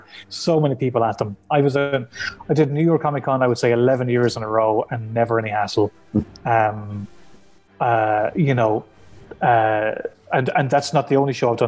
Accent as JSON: {"language": "English", "area": "County Clare", "region": "Munster", "country": "Ireland", "tie": "born or raised there", "said": "I'm from Clare, and there was no comic shop near me."}